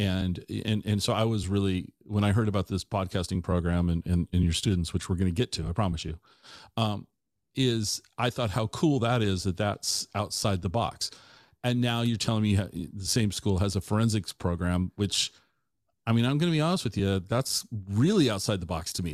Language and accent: English; Tacoma, Washington, United States; moved away as an adult; also born or lived in Ellensburg; I grew up in Tacoma.